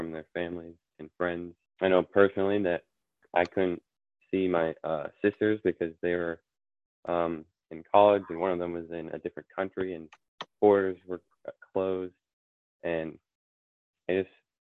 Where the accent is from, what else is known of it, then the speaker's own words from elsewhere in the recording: Vermont, United States; I'm from Vermont, United States.